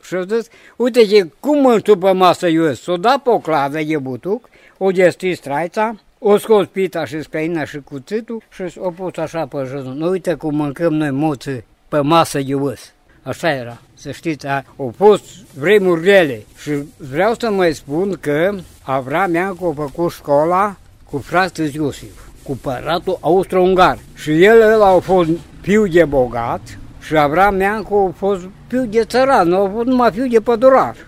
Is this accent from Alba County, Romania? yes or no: yes; Valea Lupșii, Alba County, Romania; la noi acasă era o casă mare de tăși